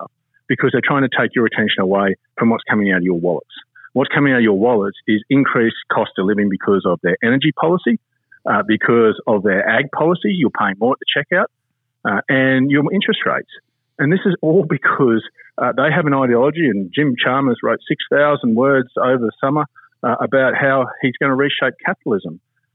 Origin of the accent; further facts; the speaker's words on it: Chinchilla, Queensland, Australia; I was born in Chinchilla.